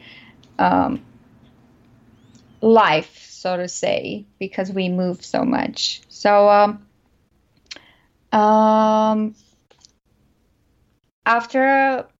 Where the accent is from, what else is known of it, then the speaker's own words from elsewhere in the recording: Romania; moved away as an adult; now in United States; I am an immigrant who was not born and raised in the U.S. I was born in Romania, and I actually came to the U.S. about almost 15 years ago.